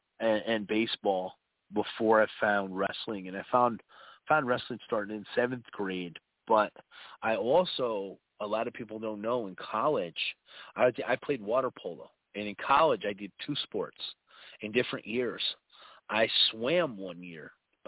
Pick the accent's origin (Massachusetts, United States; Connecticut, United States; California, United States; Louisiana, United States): Connecticut, United States; Norwalk; born or raised there; moved away